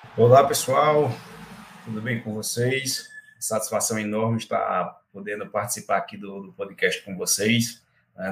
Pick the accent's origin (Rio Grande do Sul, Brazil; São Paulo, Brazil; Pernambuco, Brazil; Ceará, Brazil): Pernambuco, Brazil; Belo Jardim; moved away as an adult; now in Goiânia, Brazil; Eu sou de Belo Jardim, interior de Pernambuco